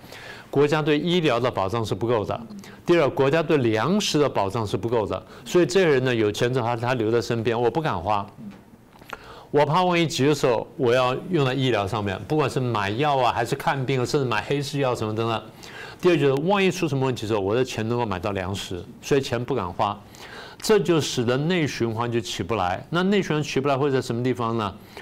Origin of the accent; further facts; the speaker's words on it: United States; 那最有名的世卫组织这些呢，我们美国人觉得说你的渗透而且在不公平的修改游戏规则